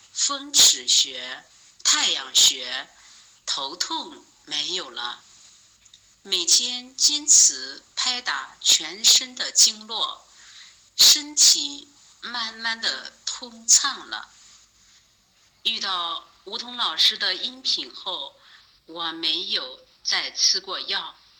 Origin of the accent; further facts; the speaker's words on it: Henan, China; 我是来自河南的一名听友